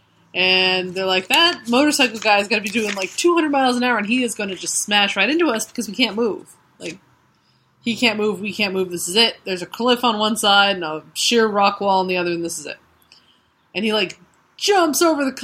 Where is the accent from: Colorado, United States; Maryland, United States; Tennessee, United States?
Colorado, United States; I grew up in Colorado